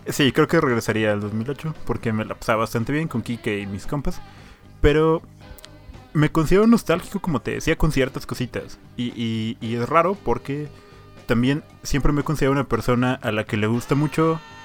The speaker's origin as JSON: {"language": "Spanish", "region": "Hidalgo", "country": "Mexico", "tie": "born or raised there", "also_born_or_lived": "Puebla", "moved": "yes", "said": "el pueblo donde yo nací, en Hidalgo"}